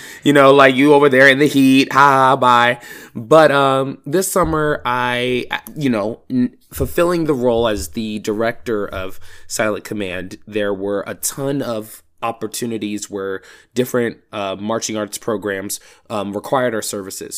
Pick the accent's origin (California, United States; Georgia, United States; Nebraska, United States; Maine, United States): Georgia, United States; I'm from Georgia, so the only thing I truly know is how band works here.